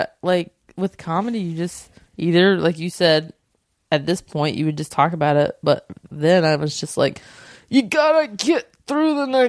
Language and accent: English; Southern United States, United States; I grew up in the South and didn't know I was a lesbian for a very long time and what that was like.